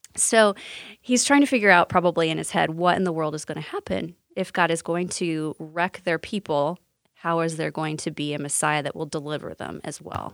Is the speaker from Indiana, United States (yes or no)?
yes; Sullivan, Indiana, United States; I'm actually from Sullivan, Indiana